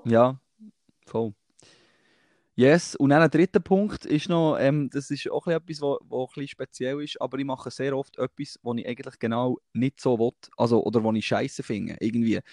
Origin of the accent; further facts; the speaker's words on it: Thun, Bern, Switzerland; bei uns in Thun am See